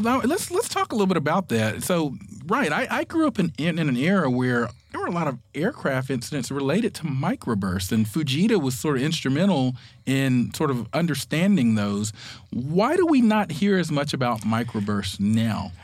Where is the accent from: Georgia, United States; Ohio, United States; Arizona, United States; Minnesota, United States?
Georgia, United States; Atlanta; the Atlanta area where I grew up